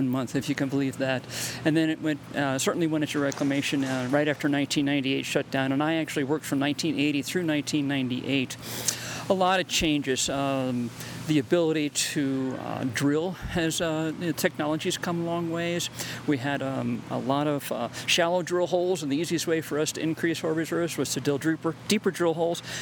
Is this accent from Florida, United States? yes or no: no; New Jersey, United States; moved away as an adult; I grew up in New Jersey